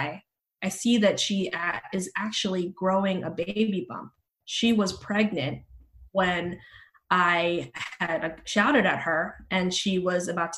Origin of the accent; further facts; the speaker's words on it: Bay Area, California, United States; also born or lived in Philippines / New Zealand; now in Los Angeles, United States; where I grew up in the Bay Area, I lived in a court in a suburb